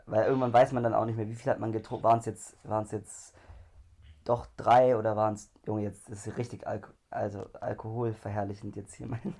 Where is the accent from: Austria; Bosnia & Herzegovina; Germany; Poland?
Germany